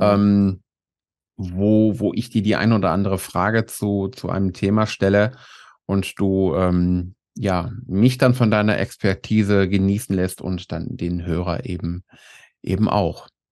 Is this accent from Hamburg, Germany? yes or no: no; North Rhine-Westphalia, Germany; Ich komme nämlich aus Nordrhein-Westfalen